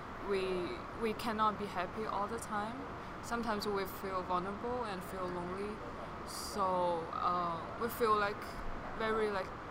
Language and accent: English; Dalian, Liaoning, China; English is a second language; moved away as an adult; now in New York City, United States; I grew up in China